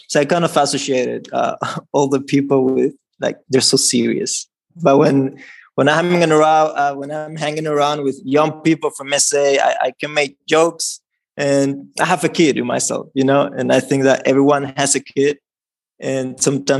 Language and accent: English; Dominican Republic; I'm from the Dominican Republic